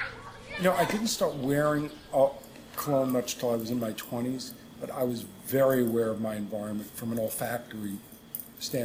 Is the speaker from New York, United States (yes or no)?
yes; New York, United States; I grew up in New York and just outside the city